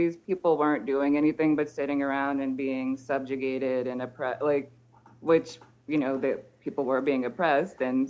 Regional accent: United States; moved away as an adult; now in Martinique; it's also hard for me to think of myself as an immigrant because we're conditioned not to think of ourselves as immigrants, especially as Americans

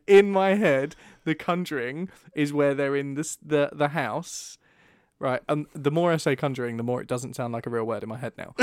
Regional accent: England, United Kingdom; especially as English people

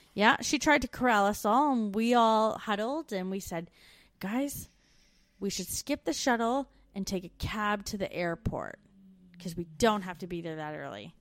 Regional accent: Canada; moved away as an adult

